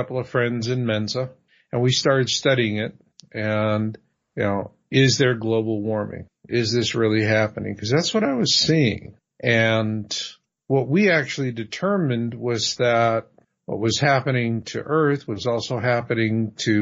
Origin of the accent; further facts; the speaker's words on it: Phoenix, Arizona, United States; I grew up in Phoenix